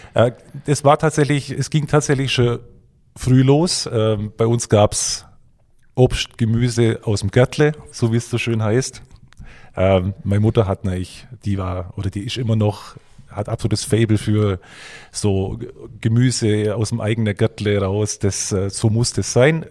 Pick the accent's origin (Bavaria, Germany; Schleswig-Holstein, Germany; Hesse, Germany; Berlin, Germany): Bavaria, Germany; moved away; Ich bin ja eigentlich gebürtiger Bayer, man hört es vielleicht